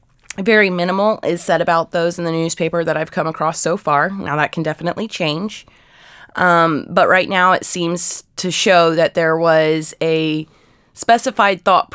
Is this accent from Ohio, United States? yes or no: yes; Ohio, United States; Now, the town I grew up in Ohio was settled by German Catholics